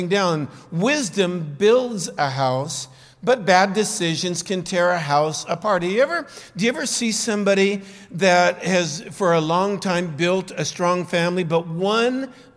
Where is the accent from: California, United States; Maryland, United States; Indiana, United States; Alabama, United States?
California, United States; Southern; moved away as an adult; also born or lived in Santa Monica; now in Peru; I grew up in Southern California as a surfer